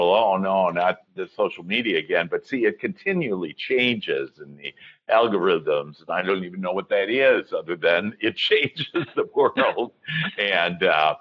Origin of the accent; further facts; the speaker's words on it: Wisconsin, United States; now in Dallas, United States; I was from Wisconsin. And in Wisconsin right now in January, we would be, my dad would drag me out ice fishing on a lake